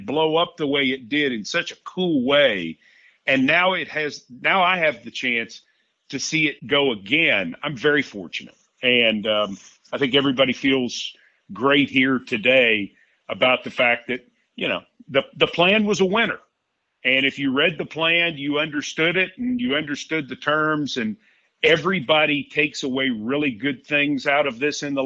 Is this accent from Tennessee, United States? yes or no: yes; Middle Tennessee, United States; I grew up in Middle Tennessee